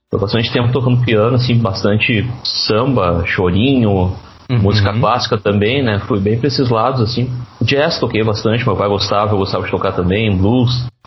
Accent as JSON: {"language": "Portuguese", "town": "Novo Hamburgo", "region": "Rio Grande do Sul", "country": "Brazil", "said": "Isso, isso. Sou de Novo Hamburgo, exatamente."}